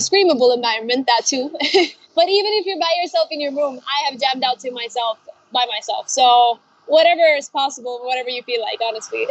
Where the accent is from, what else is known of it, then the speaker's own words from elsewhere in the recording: Spain; also born or lived in Norway / Chile; now in London, United Kingdom; I uh, was born in Norway, and I grew up in Spain, and uh, my family is from Chile. And now currently I'm in London